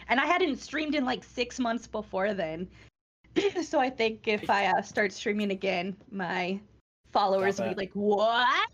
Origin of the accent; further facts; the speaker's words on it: Northern California, United States; now in North Carolina, United States; I'm from Northern California